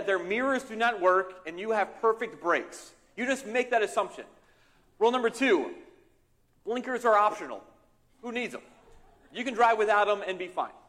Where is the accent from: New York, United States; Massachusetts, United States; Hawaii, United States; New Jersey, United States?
New Jersey, United States; outside of Philadelphia, southern; now in Northeastern Pennsylvania, United States; I grew up in southern Jersey, outside of Philadelphia